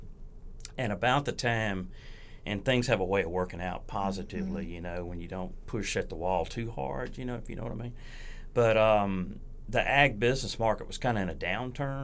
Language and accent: English; Vicksburg, Mississippi, United States; moved away as an adult; also born or lived in Washington, D.C.; I'm from Warren County, born and raised in Vicksburg. Grew up in rural Mississippi.